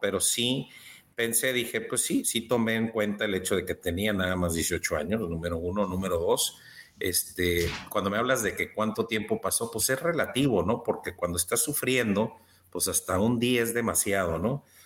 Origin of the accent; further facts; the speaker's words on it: Baja California, Mexico; soy de Baja California, México